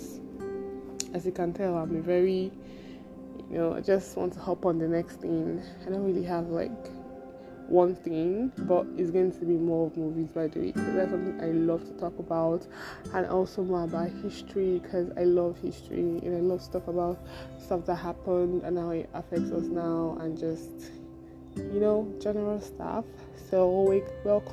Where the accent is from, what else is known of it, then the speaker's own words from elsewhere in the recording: Igbo, Igboland, Nigeria; now in Lagos, Nigeria; I'm from the Igbo tribe of Nigeria